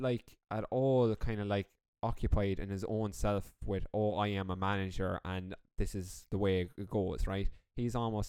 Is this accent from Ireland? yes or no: yes; Laois, Ireland; now in Galway, Ireland; Now, although I am from Leash, and it is basically bogland